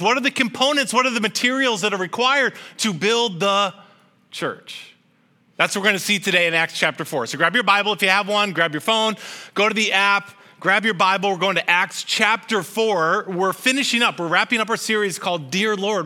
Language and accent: English; Chicago, Illinois, United States; I'm from Chicago